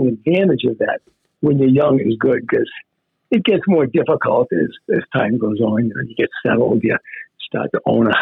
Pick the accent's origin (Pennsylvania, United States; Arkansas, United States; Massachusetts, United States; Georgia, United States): Massachusetts, United States; Weymouth; also born or lived in Boston; Weymouth was my home turf, you know, born in Boston. But when I was very young, my family moved down to the South Shore